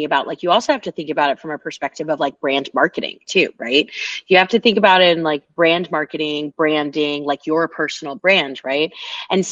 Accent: Oakland, California, United States; moved away; I'm from Oakland, California originally

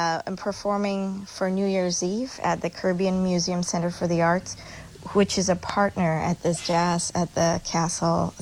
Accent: Chennai, Tamil Nadu, India; I grew up in Madras. Now it's called Chennai in India.

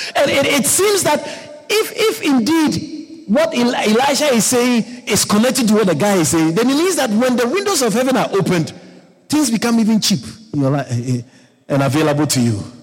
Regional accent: Ghana; moved away; growing up in Africa, growing up in Ghana

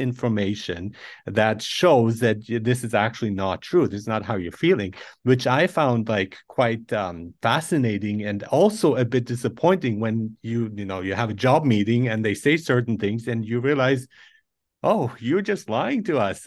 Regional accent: Nuremberg, Bavaria, Germany; also born or lived in Iran; I was born in Iran and I grew up in Germany

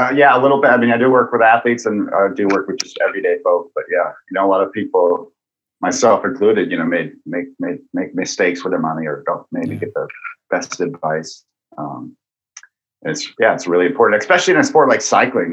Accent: Massachusetts, United States; I grew up in Massachusetts, but I would go up to New, drive up to New Hampshire on the weekends

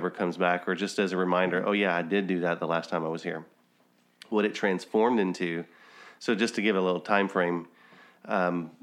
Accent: Louisiana, United States; we have a camp that I grew up going to in Louisiana in Bundix Lake

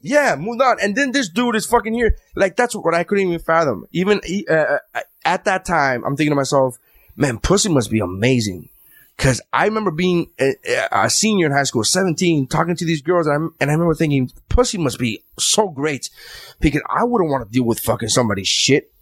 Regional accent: New York, United States; I'm from New York

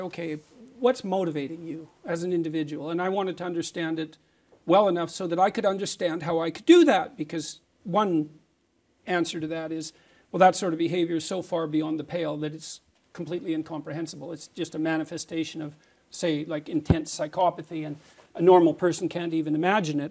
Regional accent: Canada; as a Canadian

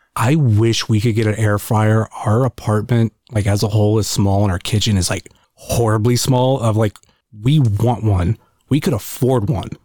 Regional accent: Akron, Ohio, United States; I'm more from the Akron area

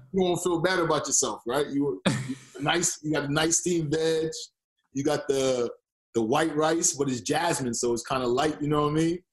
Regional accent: New York, United States; moved away as an adult; also born or lived in Boston, Massachusetts / Florida; now in Toronto, Canada; I grew up in New York

